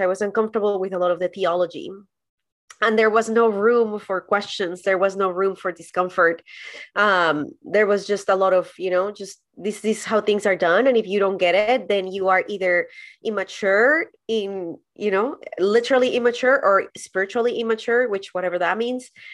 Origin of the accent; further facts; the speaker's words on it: Colombia; moved away as an adult; also born or lived in San Diego, California, United States; now in United States; I was born and raised in Colombia, and then I moved to the U S to do an internship at a church